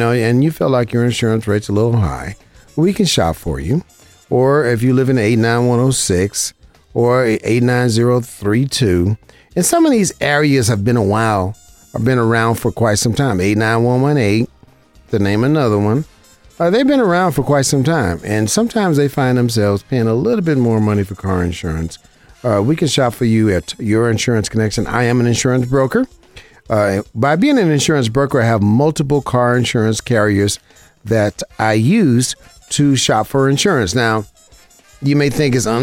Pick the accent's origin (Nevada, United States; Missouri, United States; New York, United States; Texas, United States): Nevada, United States; Las Vegas; Born and raised in Las Vegas